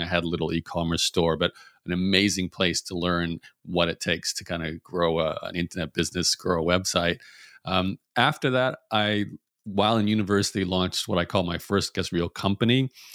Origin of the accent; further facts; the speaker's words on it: Brisbane, Queensland, Australia; I was born in Brisbane, Australia